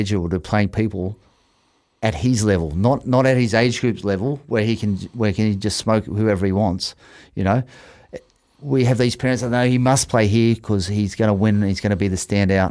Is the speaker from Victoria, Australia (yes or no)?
no; Sydney, New South Wales, Australia; moved away as an adult; now in Auckland, New Zealand; I was 55 kilos playing first 15 in Australia